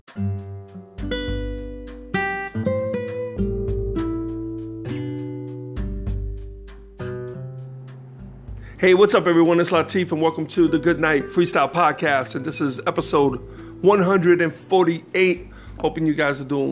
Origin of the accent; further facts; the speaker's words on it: New York City, New York, United States; I grew up in Jackson Heights, Queens